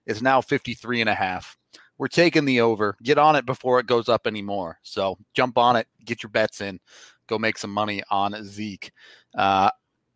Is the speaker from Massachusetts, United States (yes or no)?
no; Plano, Texas, United States; I was born in Plano